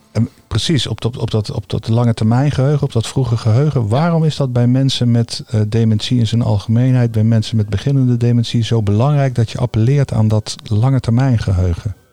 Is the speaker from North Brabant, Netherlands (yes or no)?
no; The Hague, South Holland, Netherlands; ik kom uit Den Haag.